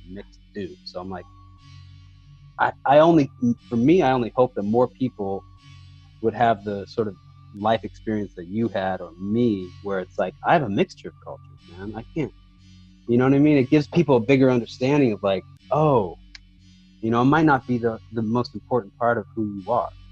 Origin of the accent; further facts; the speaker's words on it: Monterey, California, United States; living in Monterey, growing up in Monterey, like, we didn't have a lot of culture